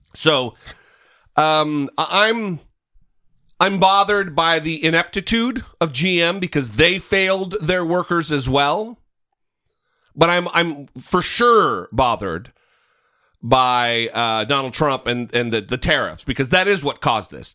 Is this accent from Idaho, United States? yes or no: yes; northern Idaho, United States; my hometown in northern Idaho